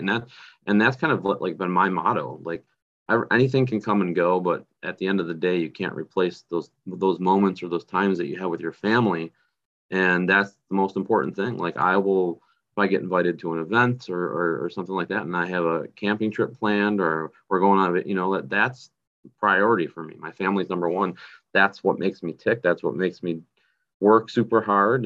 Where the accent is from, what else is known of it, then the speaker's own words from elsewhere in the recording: North Tonawanda, New York, United States; in my hometown in North Tonawanda, New York